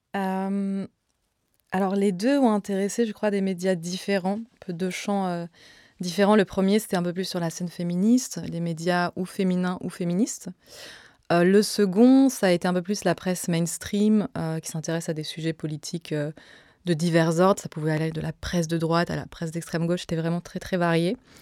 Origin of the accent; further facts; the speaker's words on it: Joinville-le-Pont, Île-de-France, France; also born or lived in Nogent-sur-Marne; j'ai grandi à Joinville-le-Pont et euh, un petit peu à Nogent-sur-Marne